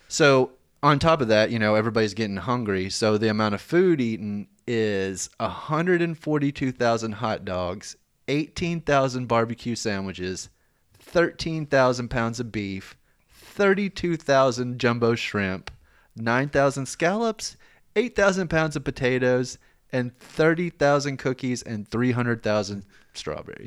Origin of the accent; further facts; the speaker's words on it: Lexington, Kentucky, United States; moved away; I grew up in Lexington, you know, we had Keeneland